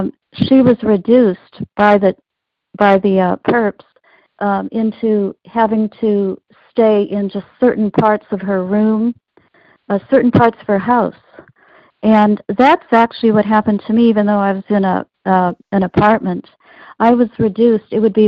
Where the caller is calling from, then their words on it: East Coast, United States; I'm calling from the East Coast.